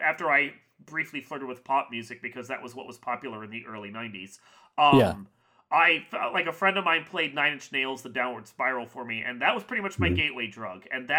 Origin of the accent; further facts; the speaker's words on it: Virginia, United States; now in Midwest, United States; I'm from Virginia.